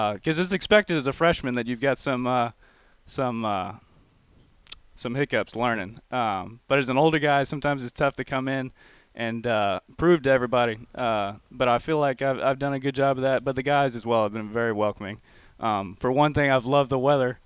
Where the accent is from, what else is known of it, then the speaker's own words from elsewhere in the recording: College Station, Texas, United States; accent: twang; now in Mount Pleasant; I'm from College Station, Texas